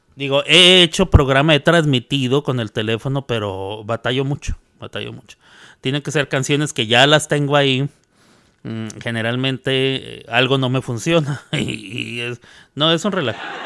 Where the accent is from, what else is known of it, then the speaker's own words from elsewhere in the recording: Mexico; now in United States; como soy mexicano ando festejando el 5 de mayo